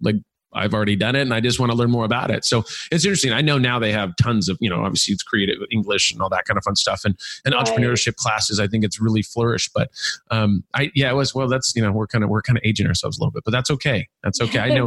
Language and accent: English; California, United States; I'm from California